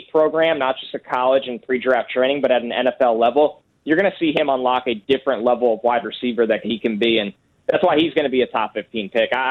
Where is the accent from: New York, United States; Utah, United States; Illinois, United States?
New York, United States; born or raised there